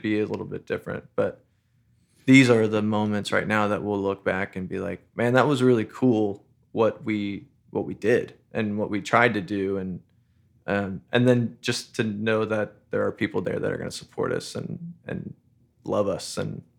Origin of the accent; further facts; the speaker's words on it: New Braunfels, Texas, United States; I grew up in New Braunfels